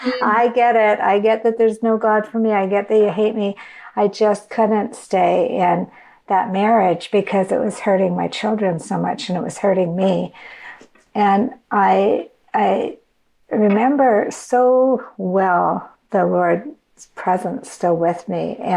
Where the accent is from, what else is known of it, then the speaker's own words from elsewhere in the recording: Canada; now in United States; So I came across to the United States. I was from Canada. And I came across the border to come to school.